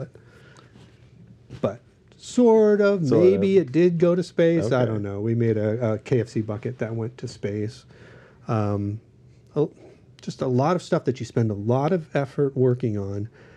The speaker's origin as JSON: {"language": "English", "town": "Los Angeles", "region": "California", "country": "United States", "tie": "born or raised there", "said": "I grew up in Studio City."}